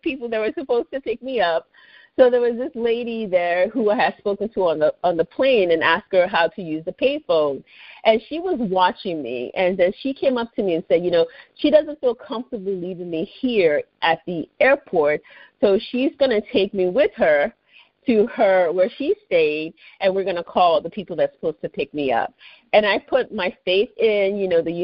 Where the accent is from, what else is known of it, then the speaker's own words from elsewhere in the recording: Lagos, Nigeria; also born or lived in Washington, D.C., United States; now in United States; I grew up in the capital called Lagos State